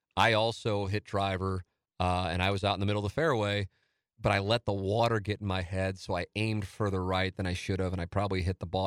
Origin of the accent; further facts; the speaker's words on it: St. Louis, Missouri, United States; my hometown